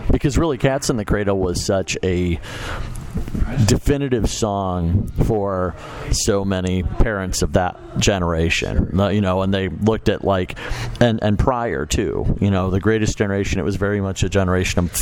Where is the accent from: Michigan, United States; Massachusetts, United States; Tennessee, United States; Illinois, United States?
Illinois, United States; Chicago; Where I grew up in Chicago